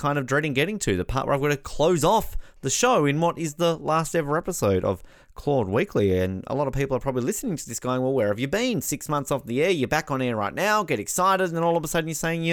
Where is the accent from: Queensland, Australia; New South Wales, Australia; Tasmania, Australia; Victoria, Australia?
Tasmania, Australia; Hobart; one of my teams, my hometown, Hobart Hurricanes